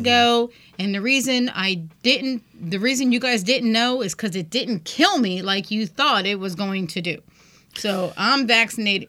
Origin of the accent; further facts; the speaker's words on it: United States; I'm an American